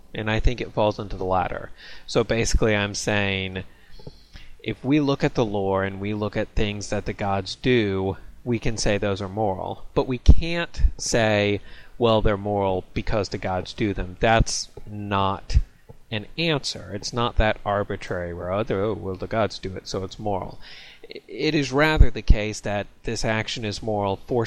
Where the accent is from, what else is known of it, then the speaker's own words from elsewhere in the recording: United States; I'm an American